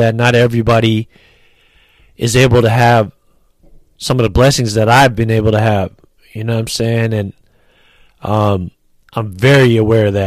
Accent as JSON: {"language": "English", "town": "San Francisco", "region": "California", "country": "United States", "tie": "born or raised there", "also_born_or_lived": "Los Angeles", "said": "I'm born and raised in San Francisco"}